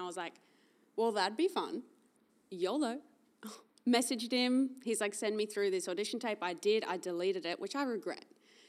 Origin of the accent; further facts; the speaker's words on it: Cairns, Queensland, Australia; also born or lived in Biloela, Queensland / Rockhampton, Queensland / Gold Coast, Queensland; Born in Billow, lived there till I was 7, then moved to Cairns, lived there till I was 15, then moved to Rocky, lived there till I was 21, went YOLO, I'm going to move to the Gold Coast